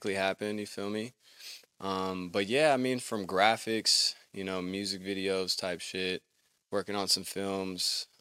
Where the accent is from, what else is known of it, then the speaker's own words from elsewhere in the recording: Pasadena, California, United States; also born or lived in Oregon; I'm from Pasadena, California.